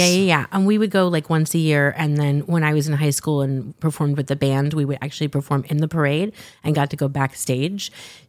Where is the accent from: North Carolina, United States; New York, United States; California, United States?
California, United States; Southern; moved away; we're both originally from Southern California.